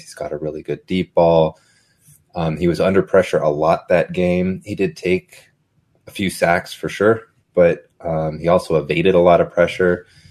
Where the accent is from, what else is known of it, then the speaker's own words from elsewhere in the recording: Fresno, California, United States; I'm, I'm a Fresno boy. I'm from Fresno